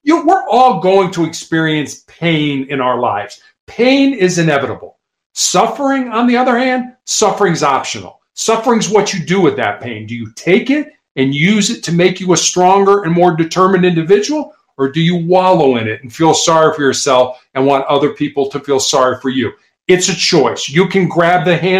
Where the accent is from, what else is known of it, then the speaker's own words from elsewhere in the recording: Midwest, United States; growing up in the Midwest, both of us